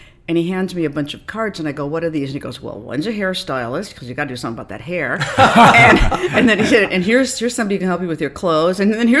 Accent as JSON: {"language": "English", "region": "Minnesota", "country": "United States", "tie": "born or raised there", "also_born_or_lived": "Cedar Rapids, Iowa", "moved": "as an adult", "lives_now": "New York, United States", "said": "I grew up in Minnesota, tiny little town."}